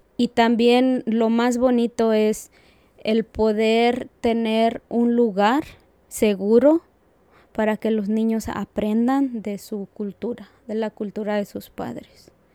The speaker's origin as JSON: {"language": "Spanish", "region": "Aguascalientes", "country": "Mexico", "moved": "as an adult", "lives_now": "Asheville, United States", "said": "soy de Aguascalientes, México. Yo llegué acá en, mayo del 2008"}